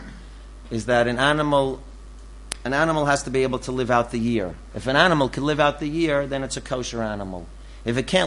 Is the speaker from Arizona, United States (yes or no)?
no; New York City, New York, United States; moved away; I'm from the Bronx